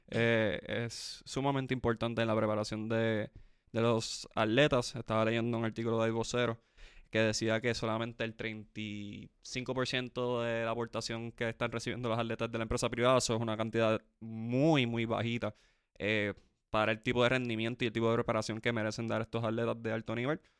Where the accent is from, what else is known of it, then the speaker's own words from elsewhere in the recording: Puerto Rico; yo soy boricua, para que tú lo sepas.